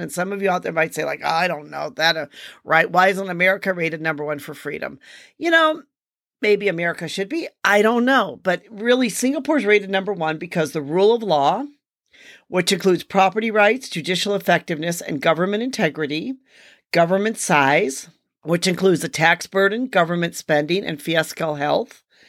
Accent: United States; me being an American

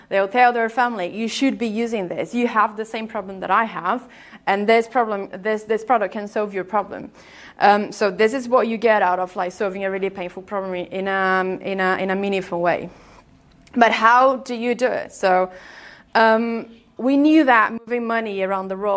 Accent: Brazil; accent: Brazilian; English is a second language; moved away; I'm Brazilian, by the way, if you haven't noticed my accent.

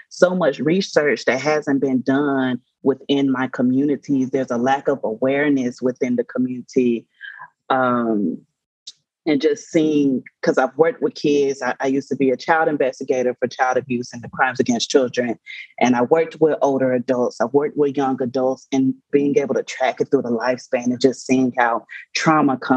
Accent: Nigeria; and I'm Nigerian as well.

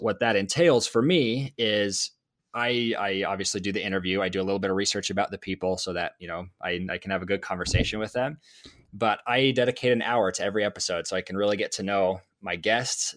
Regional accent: Idaho, United States; I'm from Idaho.

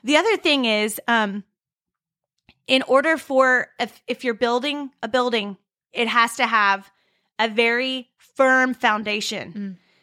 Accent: California, United States; I'm from California.

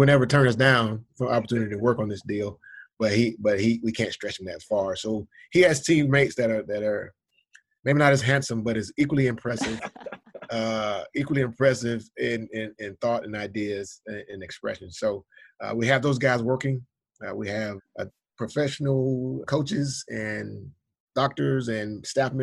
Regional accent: Georgia, United States; my home state of Georgia

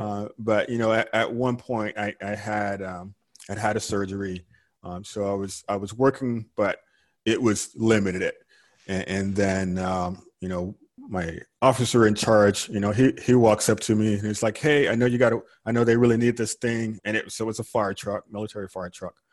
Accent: Georgia, United States; moved away as an adult; also born or lived in California; now in Houston, United States; I grew up in Georgia and I retired from California and I ended up in Houston, Texas

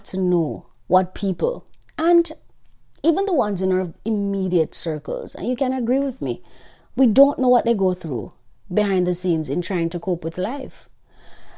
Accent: Jamaica; I am Jamaican

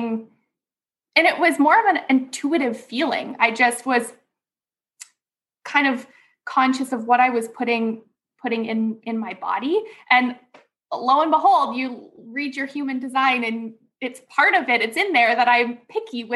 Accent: Ontario, Canada; moved away as an adult; also born or lived in British Columbia; I was raised in Ontario here in Canada.

